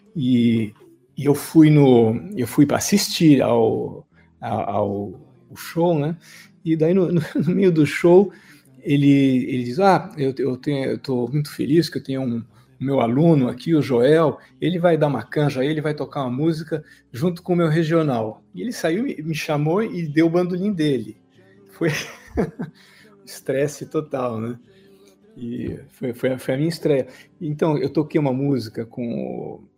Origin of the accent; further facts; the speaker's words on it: São Paulo, Brazil; moved away as an adult; now in France; Eu nasci em São Paulo, na capital, e eu vivi até os 22 anos.